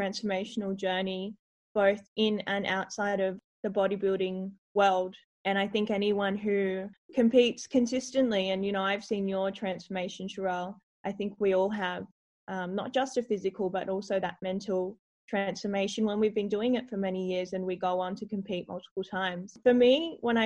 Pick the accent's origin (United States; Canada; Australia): Australia; Adelaide, South Australia; I grew up in Adelaide originally